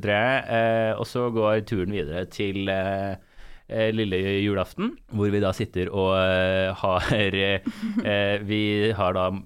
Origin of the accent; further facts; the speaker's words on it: Trondheim, Trøndelag, Norway; jeg er fra Trondheim